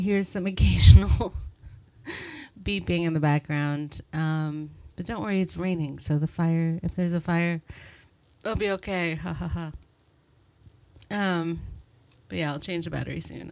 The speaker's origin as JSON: {"language": "English", "town": "Montreal", "region": "Quebec", "country": "Canada", "said": "I'm from Montreal"}